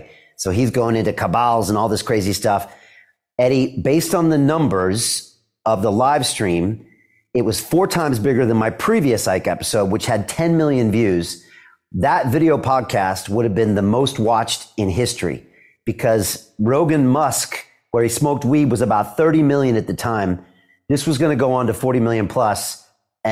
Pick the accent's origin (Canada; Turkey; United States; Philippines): United States; San Diego, California; moved away as an adult; also born or lived in Boston, United States; now in London, United Kingdom; I'm from San Diego, you know, so grew up there 18 years